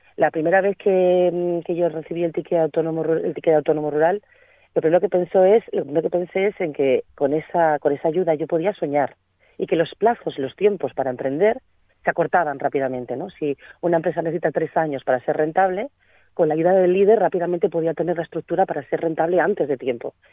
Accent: Laviana, Asturias, Spain; moved away as an adult; also born or lived in Barcelona; now in Candamo, Spain; soy oriunda de La Viana

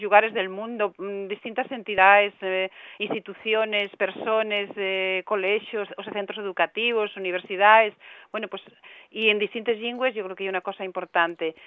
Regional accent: Asturias, Spain; aquí en Asturias

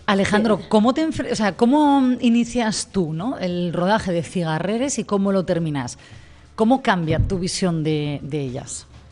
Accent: Gijón, Asturias, Spain; quienes somos de Gijón

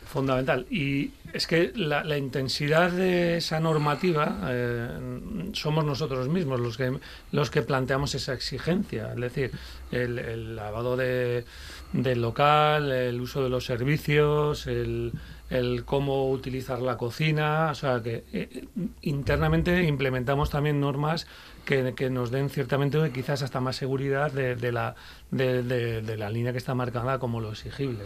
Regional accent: Basque Country, Spain; now in Gijón, Spain; yo, como vasco

